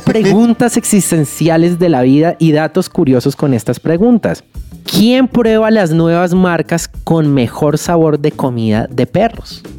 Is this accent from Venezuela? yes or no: no; Colombia; como colombianos que somos